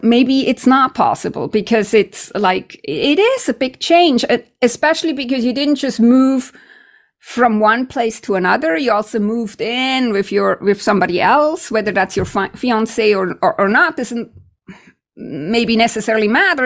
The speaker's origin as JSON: {"language": "English", "country": "Switzerland", "moved": "yes", "lives_now": "Canada", "said": "I'm from Switzerland"}